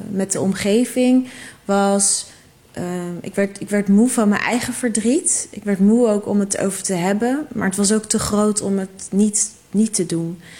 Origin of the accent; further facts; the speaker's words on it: Netherlands; het is onze zin als Nederlanders.